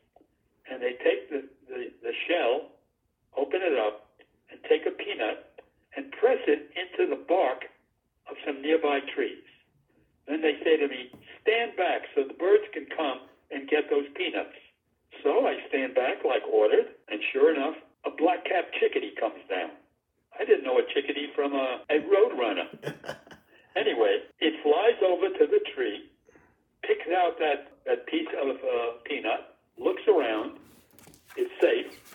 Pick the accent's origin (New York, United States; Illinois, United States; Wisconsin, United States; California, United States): New York, United States; New York City; I'm a kid growing up in the Bronx, New York City.